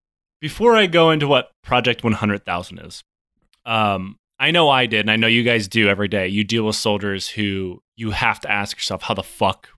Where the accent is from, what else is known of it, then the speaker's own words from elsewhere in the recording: Michigan, United States; You know, I grew up in Michigan.